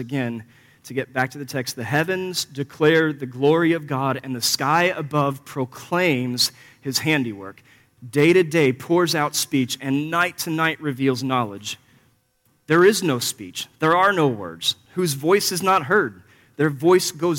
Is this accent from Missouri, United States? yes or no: yes; Missouri, United States; I grew up here in Missouri, about 4 miles west of the Mississippi, actually, as the crow flies